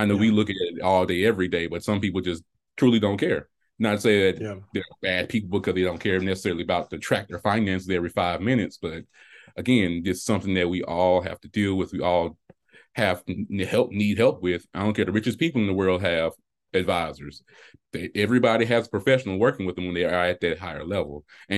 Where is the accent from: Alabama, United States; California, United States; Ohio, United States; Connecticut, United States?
Alabama, United States; Selma; So growing up, I'm from Selma, Alabama, a small town